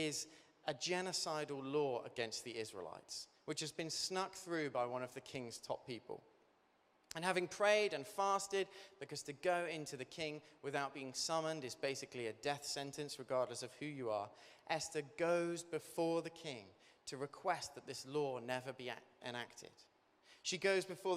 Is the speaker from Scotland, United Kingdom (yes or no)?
no; Devon, South West England, United Kingdom; I grew up in Devon, and so I had a lot of friends growing up who were farmers